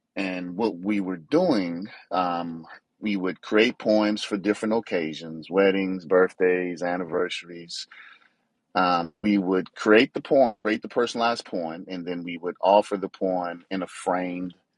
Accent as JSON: {"language": "English", "town": "New Orleans", "region": "Louisiana", "country": "United States", "said": "I'm from New Orleans, and that's where my mother lives"}